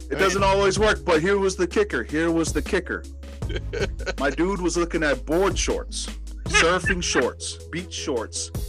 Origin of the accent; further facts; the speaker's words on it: Texas, United States; I'm like, I'm from Texas.